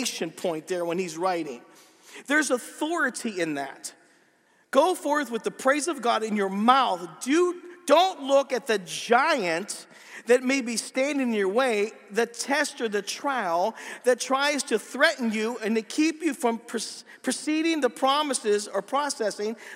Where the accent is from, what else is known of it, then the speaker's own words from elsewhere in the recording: Pennsylvania, United States; I'm from Pennsylvania. We talk funny